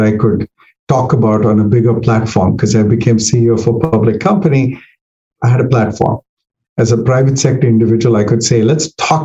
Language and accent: English; Delhi, India; moved away as an adult; also born or lived in Eastern Kentucky; now in Northern Virginia, United States; I came from Delhi, which was even in those days, like 6 million people.